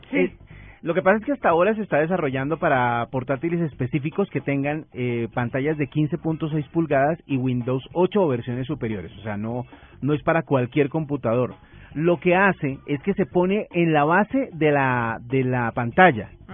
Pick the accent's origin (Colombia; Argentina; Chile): Colombia; como buenos colombianos